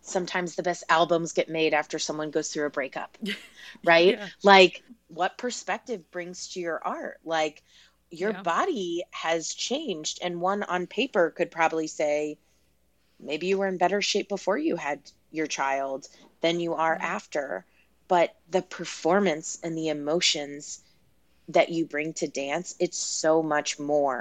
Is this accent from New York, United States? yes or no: no; Texas, United States; growing up in Texas, I loved my childhood